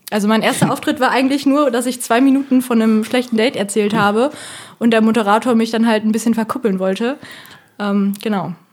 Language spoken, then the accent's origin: German; Bonn, North Rhine-Westphalia, Germany; ich komme ja aus Bonn